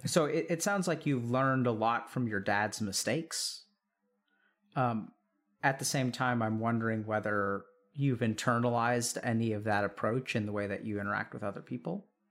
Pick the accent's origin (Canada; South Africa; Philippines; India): India; I'm Indian